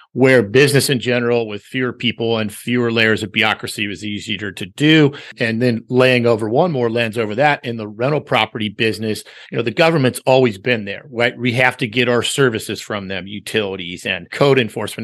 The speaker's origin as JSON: {"language": "English", "town": "Los Angeles", "region": "California", "country": "United States", "tie": "born or raised there", "said": "born and raised here"}